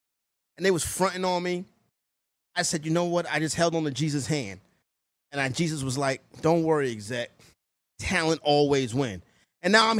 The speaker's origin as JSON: {"language": "English", "town": "New York City", "region": "New York", "country": "United States", "said": "I'm from Harlem, home of the hustlers."}